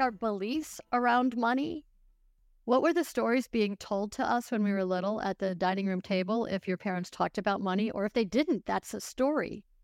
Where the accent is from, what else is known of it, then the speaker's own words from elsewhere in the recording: Buffalo, New York, United States; I grew up in Buffalo, New York